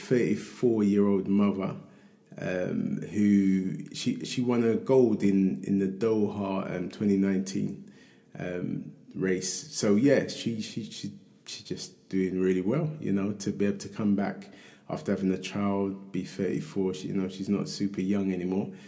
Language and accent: English; London, United Kingdom; growing up in Hackney